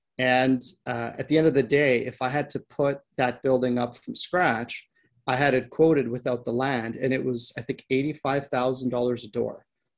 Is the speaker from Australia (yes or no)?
no; Canada; So both, my partner and I were both Canadians.